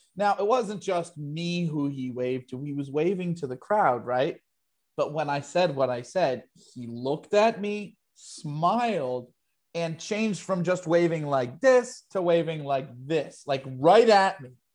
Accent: New York, United States; I'm New Yorker through and through

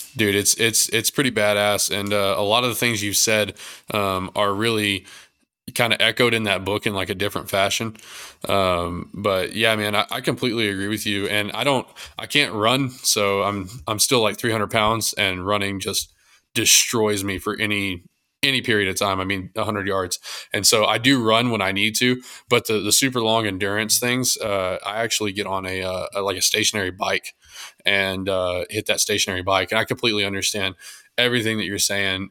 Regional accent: Texas, United States; I'm from Texas

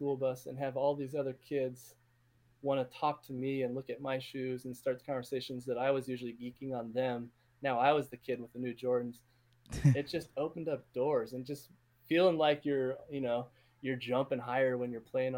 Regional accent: outside Portland, the Northwest, Oregon, United States; moved away as an adult; I grew up like 45 minutes outside of Portland, was the biggest city

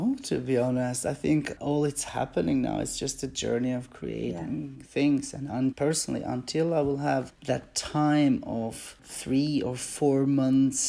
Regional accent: Albania; English is a second language; also born or lived in Switzerland; now in United Kingdom; I come from Albania

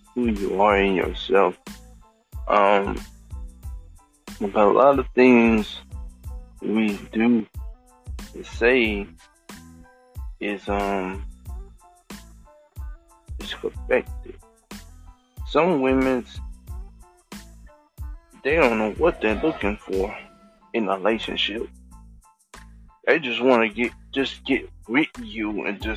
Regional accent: Thailand; I'm from Thailand.

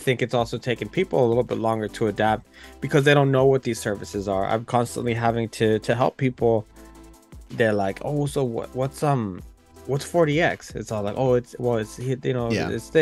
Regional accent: United States

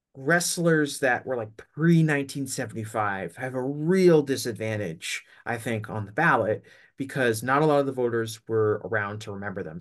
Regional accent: Northeast, United States; I'm from the Northeast

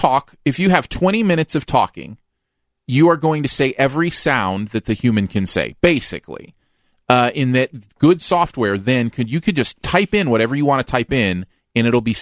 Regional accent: Ohio, United States; when I was a kid growing up in Ohio.

